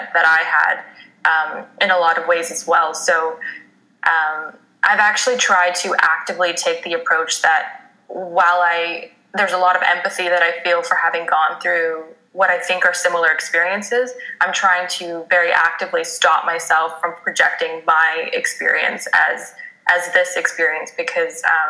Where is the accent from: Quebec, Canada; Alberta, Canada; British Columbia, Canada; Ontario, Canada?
Ontario, Canada; Toronto; as a Canadian growing up in Toronto